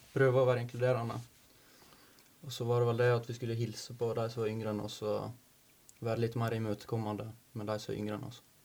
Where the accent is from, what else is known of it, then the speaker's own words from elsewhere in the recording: Norway; jeg er fra Markane og bor rett nede på Ulsheim